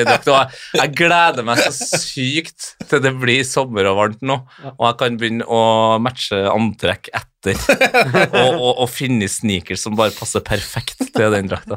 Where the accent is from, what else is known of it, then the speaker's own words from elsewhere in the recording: Trondheim, Trøndelag, Norway; jeg er født og oppvokst i Trondheim